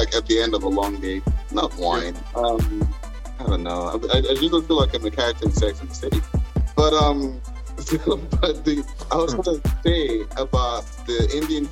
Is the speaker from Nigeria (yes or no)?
yes; Lagos, Nigeria; I'm Nigerian.